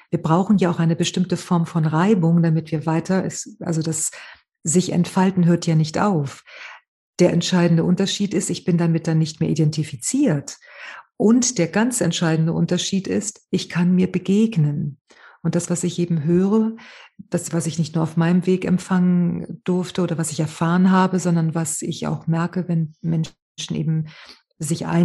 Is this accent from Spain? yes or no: yes; Spain